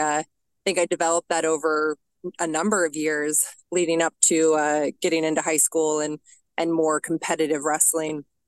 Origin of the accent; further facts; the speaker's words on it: Denver, Colorado, United States; I grew up in Denver, Colorado, born and raised